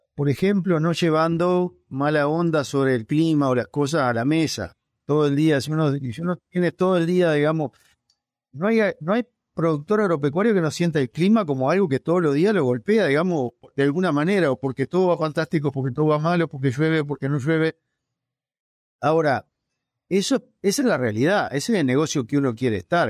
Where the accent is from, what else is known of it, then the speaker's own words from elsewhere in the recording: Dolores, Soriano, Uruguay; Yo nací cerca de Gualeguaychú, pero del otro lado del río, en Uruguay, en Dolores